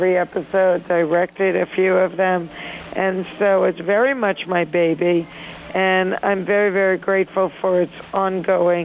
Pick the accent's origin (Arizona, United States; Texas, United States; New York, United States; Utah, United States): New York, United States; New York City; the rich and wonderful characters that I grew up with in Flushing, Queens, New York